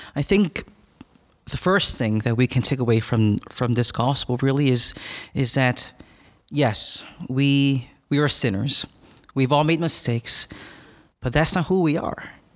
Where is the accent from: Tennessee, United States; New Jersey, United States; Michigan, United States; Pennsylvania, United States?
Pennsylvania, United States; Philadelphia; I'm from northeast of Philadelphia